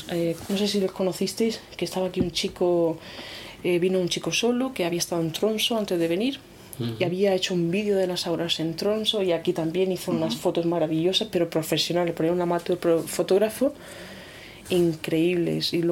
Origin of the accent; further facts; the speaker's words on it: Region of Murcia, Spain; yo soy murciana, ¿eh? cuidado, que yo, soy murciana, vikingada, que me ha culturado, pero